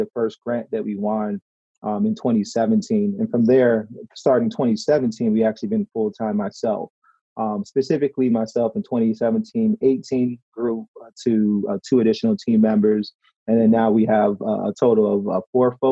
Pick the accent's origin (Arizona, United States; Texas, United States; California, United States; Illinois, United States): Illinois, United States; Chicago; moved away as an adult; now in Detroit, United States; I'm from Chicago